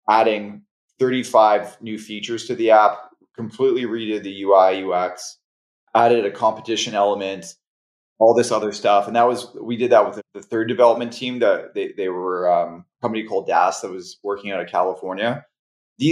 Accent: Canada; I'm Canadian.

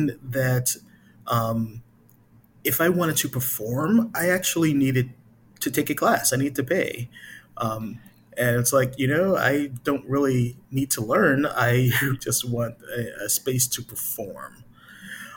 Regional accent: Chicago, Illinois, United States; I'm from Chicago originally

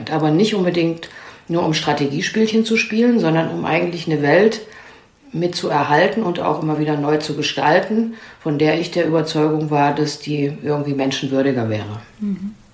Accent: Germany; born there; Also ich bin in einem Kontext geboren in der DDR.

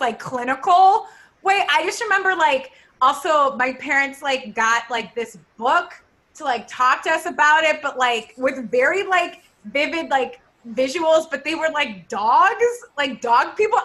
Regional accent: Ohio, United States; we're both from like the same area, like from Ohio.

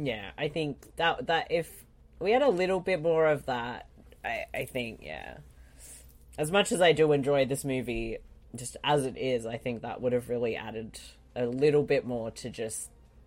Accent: Australia; that's just my nature as an Aussie.

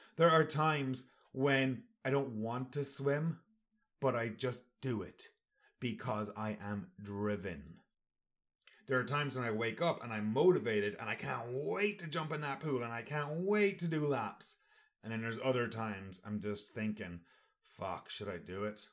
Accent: Sligo, Connacht, Ireland; Sligo, that's my hometown

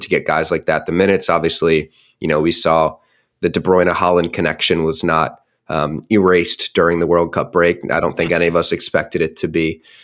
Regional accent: United States; moved away; my hometown outside, right outside of Washington, D C.

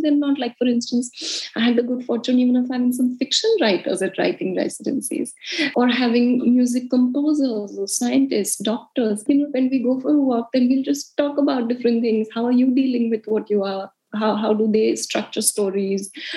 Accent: India; moved away as an adult; also born or lived in United States / Mumbai; I grew up in India and I always wanted to be a journalist

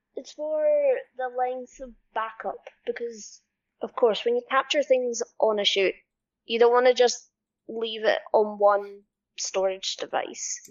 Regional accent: Scotland, United Kingdom; I'm Scottish and I am a motion capture specialist.

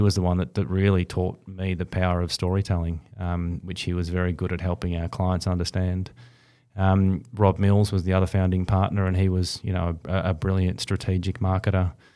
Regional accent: Bendigo, Victoria, Australia; also born or lived in Perth; I grew up in, in country Victoria, uh, up in Bendigo

